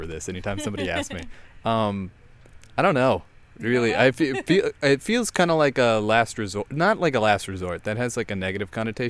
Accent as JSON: {"language": "English", "town": "Baltimore", "region": "Maryland", "country": "United States", "tie": "born or raised there", "said": "So growing up in Baltimore, because my dad and stepmother, and I have to do all the delineations, as joint custody, so I actually lived in two different places."}